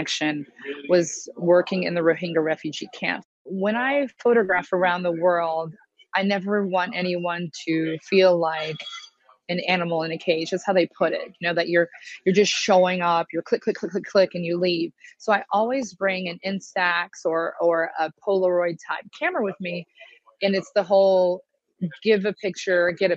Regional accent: Indianapolis, Indiana, United States; I grew up in Indianapolis

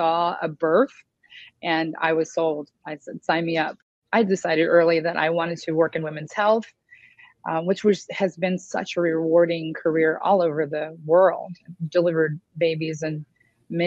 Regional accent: Indianapolis, Indiana, United States; I grew up in Indianapolis

